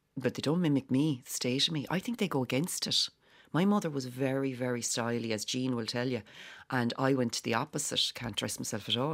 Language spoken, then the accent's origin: English; Whitechurch, Ireland; we're both from White Church Village